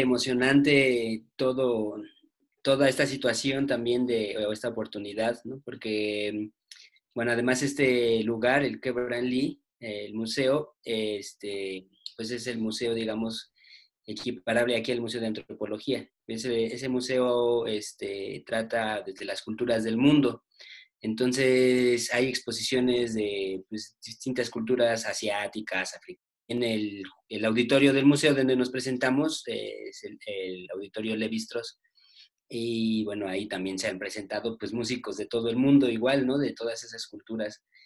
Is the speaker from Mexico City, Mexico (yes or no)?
yes; Mexico City, Mexico; somos, somos, bueno, aquí pues, chilangos